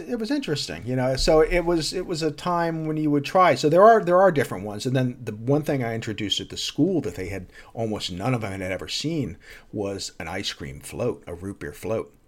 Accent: New Jersey, United States; also born or lived in Texas; we moved from Texas to New Jersey when I was six years old

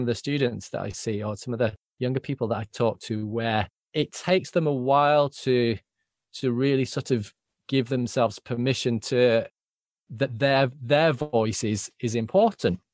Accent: Yorkshire and the Humber, United Kingdom; I grew up in Yorkshire

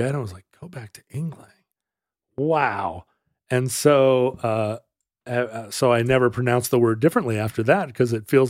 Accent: Wales, United Kingdom; As a Welshman.

